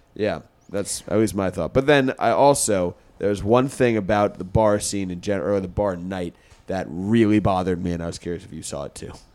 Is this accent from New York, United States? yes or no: yes; Westchester, New York, United States; I grew up in Westchester